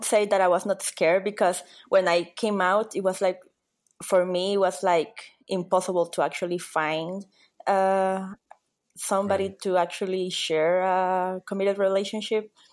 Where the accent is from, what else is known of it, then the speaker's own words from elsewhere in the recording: Nicaragua; moved away as an adult; now in Argentina; I'm from Nicaragua in Central America